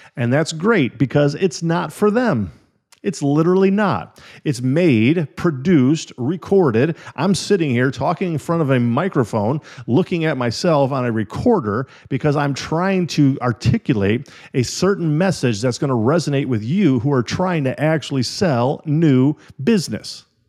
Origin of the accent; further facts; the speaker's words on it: Illinois and Wisconsin, Midwest, United States; moved away; also born or lived in California; When I was a little kid, I grew up in Illinois and Wisconsin